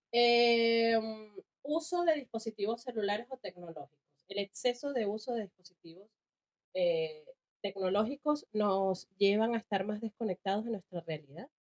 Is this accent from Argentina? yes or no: no; Caracas, Capital District, Venezuela; moved away; also born or lived in Cagua, Venezuela / Chile; Yo nací en Caracas también, eh, viví la mayor parte de mi niñez ahí